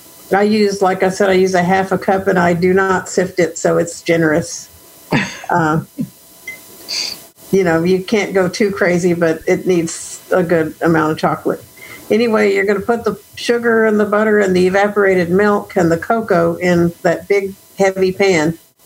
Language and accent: English; Austin, Texas, United States; I am from Austin, Texas.